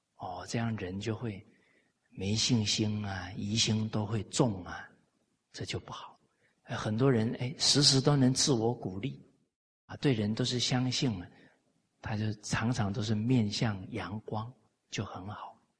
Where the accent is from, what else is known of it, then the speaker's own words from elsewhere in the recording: Taiwan; now in Malaysia; 我在台湾长大